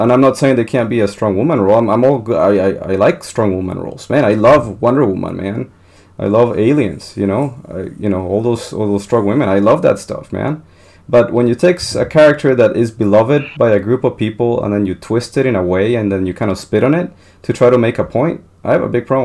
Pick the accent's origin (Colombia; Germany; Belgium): Colombia; moved away; growing up in Colombia